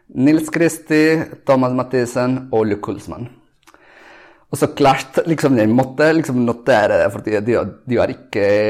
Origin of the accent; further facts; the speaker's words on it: Colombia; Norwegian is a second language; now in Oslo, Norway; jeg kommer fra Colombia